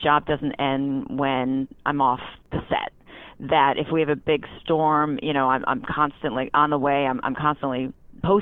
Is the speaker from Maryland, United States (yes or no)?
no; Newtown, Connecticut, United States; moved away as an adult; now in Philadelphia, United States; I was born and raised in Newtown, Connecticut.